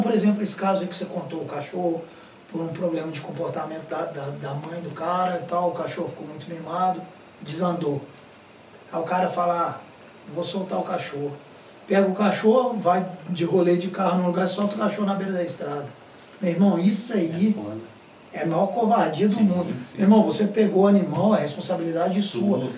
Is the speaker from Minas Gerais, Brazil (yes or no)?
yes; São João del-Rei, Minas Gerais, Brazil; moved away as an adult; A minha cidade mesmo, a cidade de onde eu, de onde eu vim, sou, sou de São João do Rei.